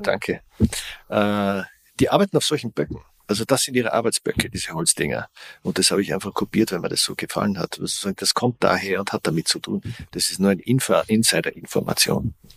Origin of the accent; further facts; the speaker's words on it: Austria; Ich komme aus Österreich, sehr katholisches Land